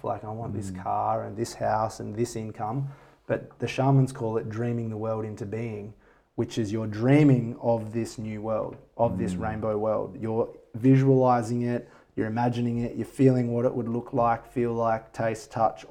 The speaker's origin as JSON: {"language": "English", "town": "Bindoon", "region": "Western Australia", "country": "Australia", "tie": "born or raised there", "lives_now": "Perth, Australia", "said": "I felt my hometown in Bindoon."}